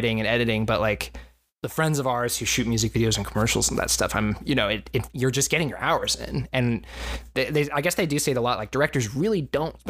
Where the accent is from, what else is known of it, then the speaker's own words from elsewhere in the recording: Corpus Christi, Texas, United States; I grew up in Corpus Christi, Texas